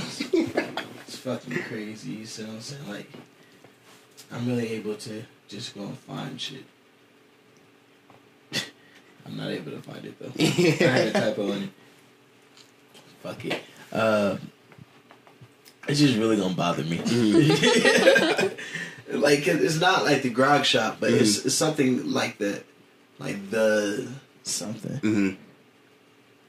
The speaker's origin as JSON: {"language": "English", "town": "Columbus", "region": "Ohio", "country": "United States", "said": "I'm a boy from Columbus"}